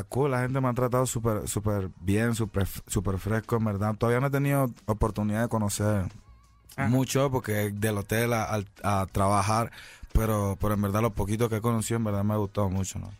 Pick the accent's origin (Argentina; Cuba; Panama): Panama; cinco años en mi país